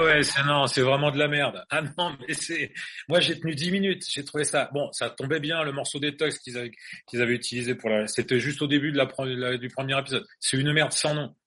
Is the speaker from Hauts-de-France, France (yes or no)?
no; Angers, Pays de la Loire, France; Nous, on est français, on vient d'Angers